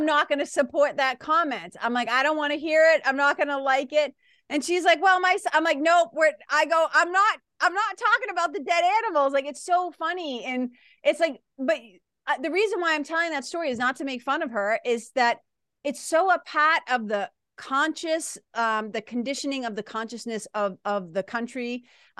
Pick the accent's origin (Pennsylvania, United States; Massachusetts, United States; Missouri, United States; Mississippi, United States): Massachusetts, United States; now in New Hampshire, United States; I live in New Hampshire, but I'm from Massachusetts. That's that accent